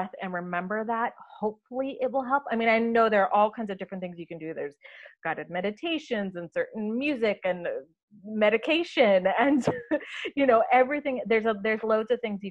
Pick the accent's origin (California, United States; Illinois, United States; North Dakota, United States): North Dakota, United States; moved away; I grew up in North Dakota, which is, you know, not exactly a bastion of production